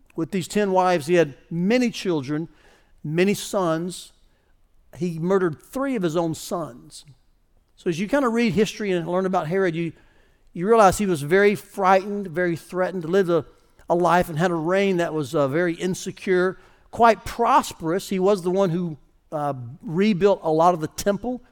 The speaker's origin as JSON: {"language": "English", "country": "United States", "said": "As an American"}